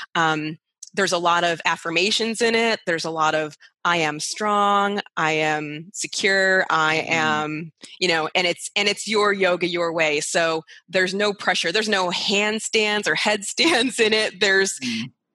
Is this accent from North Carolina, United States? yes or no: no; Rochester, New York, United States; moved away as an adult; now in Las Vegas, United States; I am originally from Rochester, New York, which uh, is closer to Canada than it is to New York City, hence the accent.